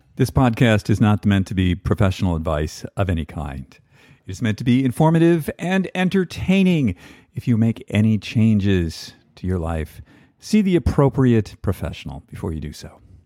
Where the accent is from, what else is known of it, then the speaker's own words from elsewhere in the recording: East Coast, United States; I'm an East Coast guy. I grew up in the East Coast